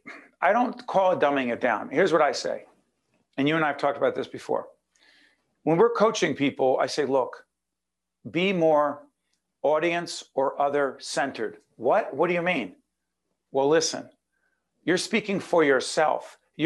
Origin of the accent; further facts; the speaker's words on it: Newark, New Jersey, United States; You and I are both born and raised in Brick City, Newark, New Jersey